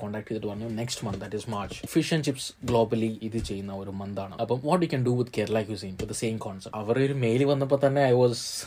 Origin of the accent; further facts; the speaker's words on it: Malayali, Kerala, India; ഞാനൊരു hard core മലയാളിയാണ്